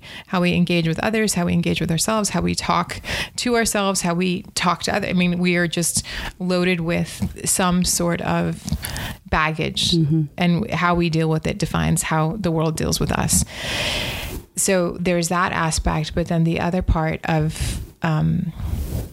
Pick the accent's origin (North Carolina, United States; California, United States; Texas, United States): Texas, United States; El Paso; moved away as an adult; also born or lived in Austin, Texas; growing up in El Paso, Texas